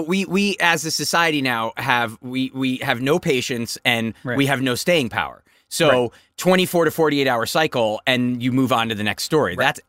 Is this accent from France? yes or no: no; Connecticut, United States; moved away; the town next to where I grew up in Connecticut